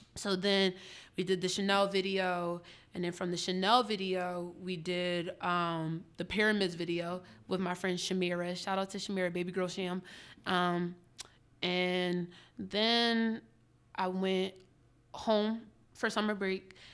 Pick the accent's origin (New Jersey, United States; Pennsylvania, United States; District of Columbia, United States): Pennsylvania, United States; Upper Darby; also born or lived in West Philadelphia, Pennsylvania; I was raised in Upper Darby my whole life